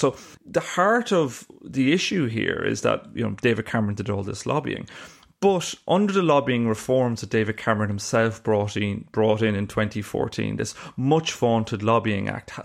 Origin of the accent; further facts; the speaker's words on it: Ireland; accent: Irish; you can tell from my accent I'm Irish